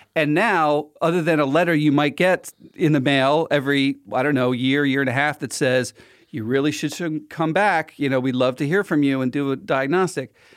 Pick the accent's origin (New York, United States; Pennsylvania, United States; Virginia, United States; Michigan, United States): Pennsylvania, United States; Philadelphia; I'm from Philly